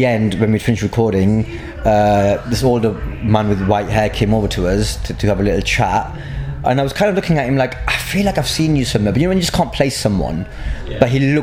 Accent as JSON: {"language": "English", "town": "Blackburn", "region": "North West England", "country": "United Kingdom", "tie": "born or raised there", "said": "I grew up in Blackburn."}